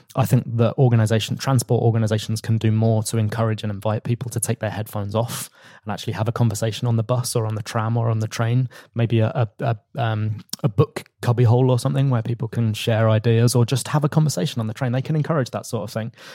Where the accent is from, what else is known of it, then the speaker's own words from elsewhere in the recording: London, United Kingdom; I was a council candidate where I grew up in North London